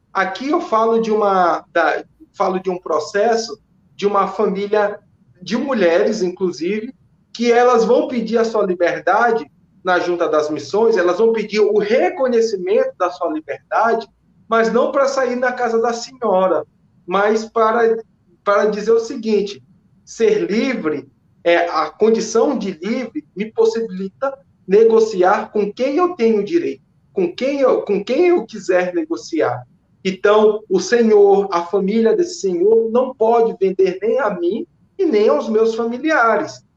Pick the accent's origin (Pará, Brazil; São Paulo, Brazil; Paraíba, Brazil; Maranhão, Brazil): Maranhão, Brazil; São Luís; moved away as an adult; also born or lived in Belo Horizonte; now in Belém, Brazil; eu sou de São Luís, do bairro da Coab, mas há seis anos que eu já. Seis, seis anos que eu estou em Belém